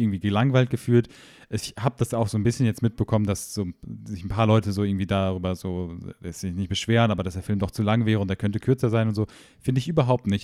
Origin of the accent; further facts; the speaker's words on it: Germany; moved away; ich komme zwar ursprünglich aus der Nähe von Holland